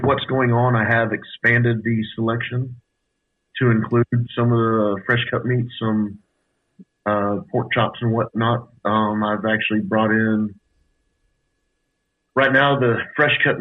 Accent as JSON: {"language": "English", "town": "Austin", "region": "Texas", "country": "United States", "tie": "born or raised there", "said": "Born and raised here in Austin."}